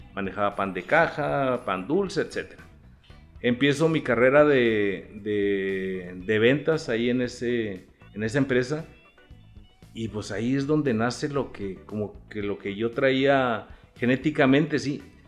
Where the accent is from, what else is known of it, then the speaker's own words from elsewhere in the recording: Chihuahua, Mexico; also born or lived in Delicias; nací en el 60, tengo 60. De Chihuahua. De aquí de Chihuahua